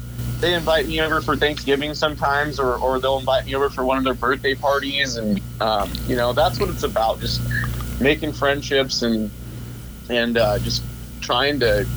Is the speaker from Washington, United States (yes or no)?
yes; Moses Lake, Washington, United States; I'm from Moses Lake. There's probably 35,000 people in this town